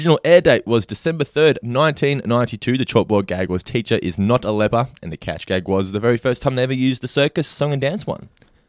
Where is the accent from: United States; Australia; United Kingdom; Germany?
Australia; I'm just Aussie.